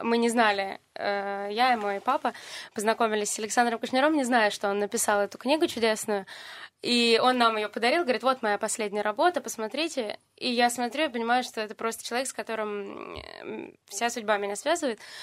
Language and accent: Russian; Yevpatoria, Crimea, Ukraine; Евпатория мой родной город